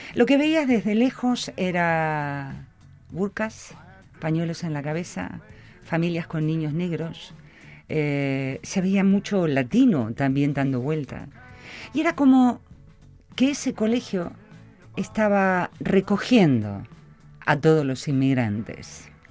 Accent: Argentina; moved away; hoy en Argentina, mi país natal, mi, mi, donde está mi tierra, mis amigos, mis afectos

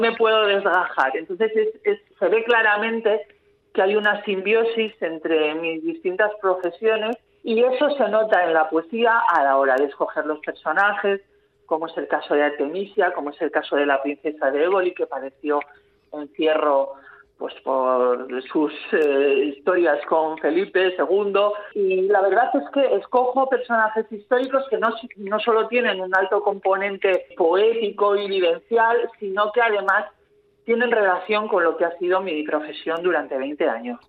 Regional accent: San Sebastián, Basque Country, Spain; mi infancia en San Sebastián

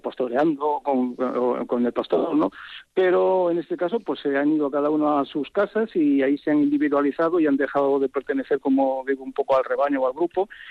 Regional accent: a small village in León, Castile and León, Spain; es mi lugar de origen, que tiene que ver con, con, mi pueblo, que es un es un pueblecito muy pequeño de León

